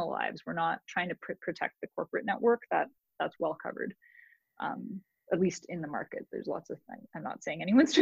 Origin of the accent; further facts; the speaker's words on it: Canada; now in United States; as a Canadian